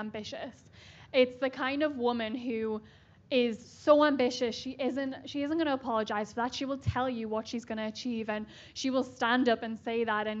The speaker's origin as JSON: {"language": "English", "town": "Newcastle upon Tyne", "region": "North East England", "country": "United Kingdom", "moved": "yes", "said": "I'm from Newcastle, right near Scotland in the UK"}